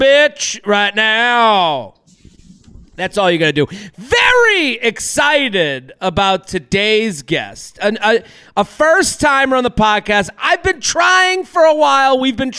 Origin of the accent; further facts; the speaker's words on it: Bay State Conference, Massachusetts, United States; moved away; also born or lived in New York; We're from the Bay State Carry Division, the Bay State Conference